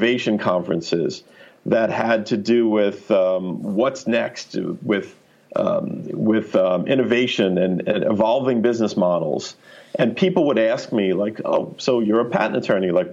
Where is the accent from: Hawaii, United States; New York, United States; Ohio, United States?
New York, United States; I'm a New Yorker